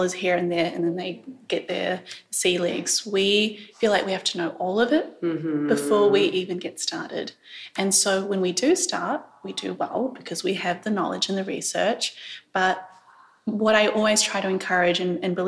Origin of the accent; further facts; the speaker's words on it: New Zealand; But I grew up and reside in New Zealand.